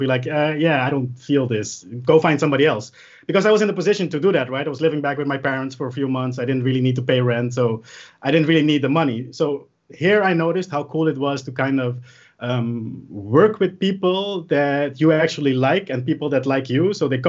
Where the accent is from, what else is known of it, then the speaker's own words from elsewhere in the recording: Curaçao; now in Netherlands; It was because I moved from Curaçao to the Netherlands and my parents and my whole family still lived over there.